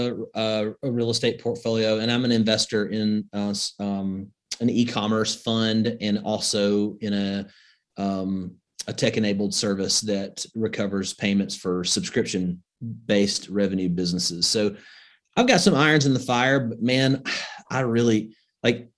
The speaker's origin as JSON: {"language": "English", "region": "Northwest Alabama", "country": "United States", "tie": "born or raised there", "said": "I grew up in Northwest Alabama."}